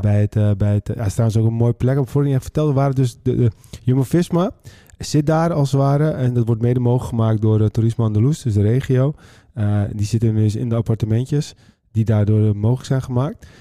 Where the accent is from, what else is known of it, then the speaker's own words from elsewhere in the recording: West Friesland, North Holland, Netherlands; wij komen uit West-Friesland